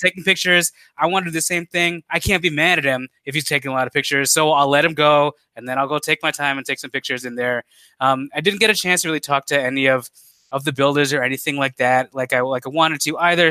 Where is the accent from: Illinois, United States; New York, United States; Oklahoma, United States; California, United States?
Illinois, United States; Chicago; as a Chicagoan